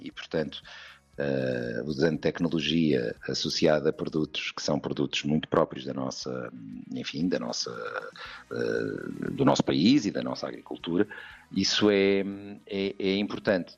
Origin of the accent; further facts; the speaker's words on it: Coimbra, Centro, Portugal; o fado de Coimbra, eh, de onde eu sou